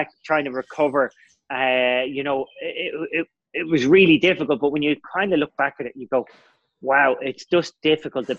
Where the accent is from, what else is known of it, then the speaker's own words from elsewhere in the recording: Ireland; I was stressed as an Irish person